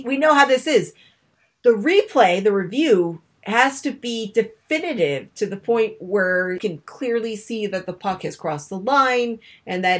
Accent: Rhode Island, United States; I'm from Rhode Island

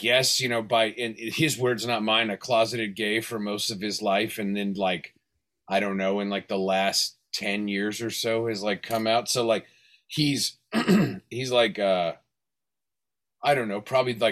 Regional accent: Fresno, California, United States; also born or lived in Hollywood, Los Angeles / Van Nuys; my parents moved up to the Central Valley, like Fresno, kind of like Yosemite Valley area

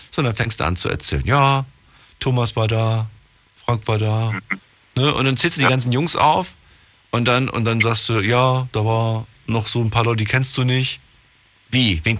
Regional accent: Stuttgart, Baden-Württemberg, Germany; bin aus Stuttgart.

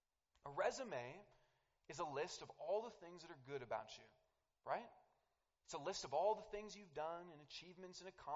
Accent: Denver, Colorado, United States; Tell them, oh, I'm from Denver.

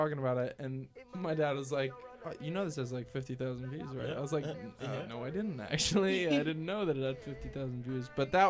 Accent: St. Barnabas, New Jersey, United States; born or raised there; moved away; also born or lived in Boston

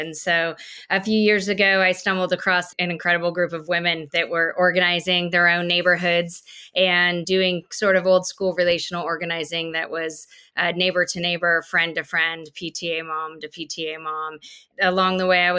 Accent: Wyoming, United States; moved away as an adult; also born or lived in South Dakota / Chico, California; now in Austin, United States; I grew up in Wyoming, right? Deep in Republican country

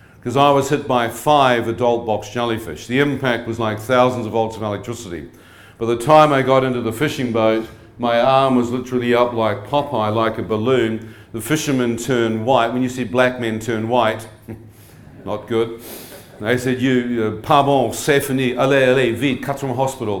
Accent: New Zealand; Born and bred in New Zealand

